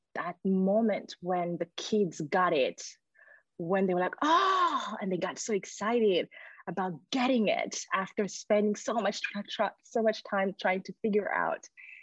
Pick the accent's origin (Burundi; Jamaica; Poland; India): Burundi; moved away as an adult; also born or lived in France / Sweden; now in Australia; I was born and raised in Burundi, and then I left when I was 18.